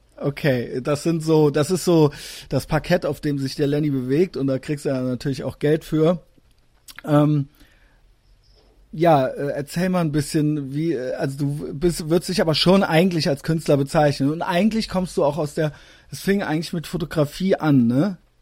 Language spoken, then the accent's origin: German; Koblenz, Rhineland-Palatinate, Germany; moved away; ich bin aus Koblenz